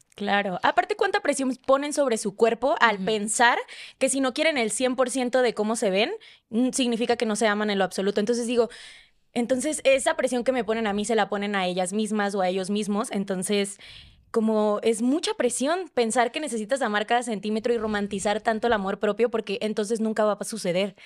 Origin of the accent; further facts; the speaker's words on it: Sonora, Mexico; moved away as an adult; now in Mexico City, Mexico; soy una sonorense que tiene como tres meses viviendo en Ciudad de México